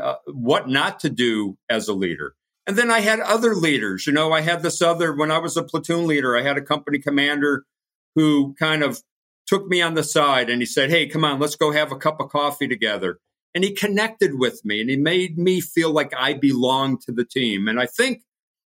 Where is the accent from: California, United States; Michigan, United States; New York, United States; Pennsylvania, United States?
Pennsylvania, United States; northeastern; moved away as an adult; I grew up in a small town in northeastern Pennsylvania, 5,000 people